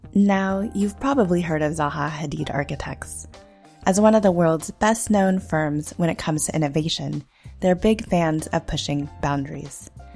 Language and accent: English; Los Alamos, New Mexico, United States; I grew up in Los Alamos, New Mexico